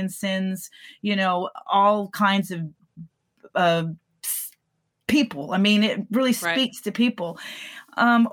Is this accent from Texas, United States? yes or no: yes; Texas, United States; moved away as an adult; also born or lived in California; I came back to Texas from California, and I realized that this was home for me